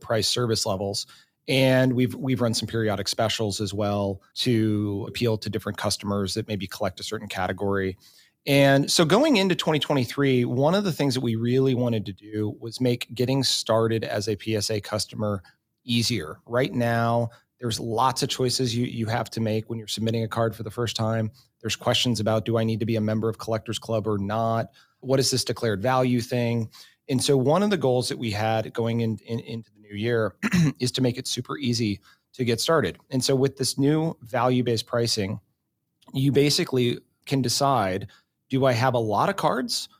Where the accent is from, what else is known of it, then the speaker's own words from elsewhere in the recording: Texas, United States; I'm a Texas Rangers fan too, growing up in Texas.